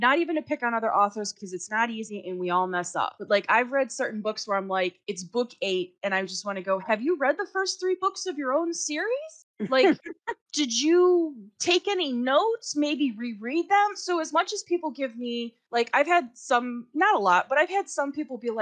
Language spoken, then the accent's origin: English; Chicago, Illinois, United States; as a Chicagoan